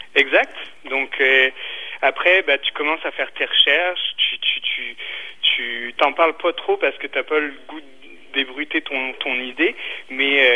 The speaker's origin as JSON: {"language": "French", "region": "Brittany", "country": "France", "moved": "as an adult", "lives_now": "Quebec, Canada", "said": "je suis originaire de Bretagne"}